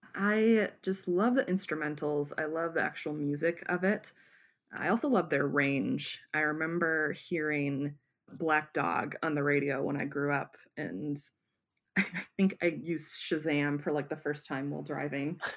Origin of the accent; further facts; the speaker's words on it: Wyoming, Michigan, United States; also born or lived in Grand Rapids, Michigan; my hometown